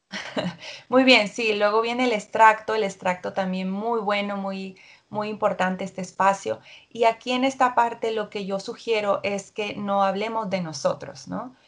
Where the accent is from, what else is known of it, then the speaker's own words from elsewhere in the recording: Mexico; soy mexicana